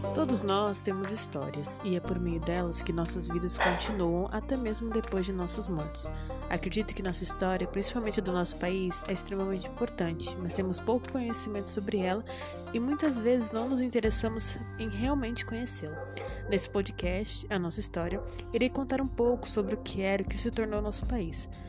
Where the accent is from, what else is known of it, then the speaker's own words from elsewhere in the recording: Brazil; somos, brasileiros